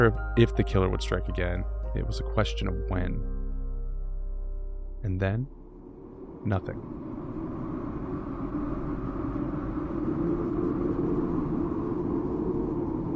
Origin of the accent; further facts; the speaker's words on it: Oakland County, Michigan, United States; I grew up in Oakland County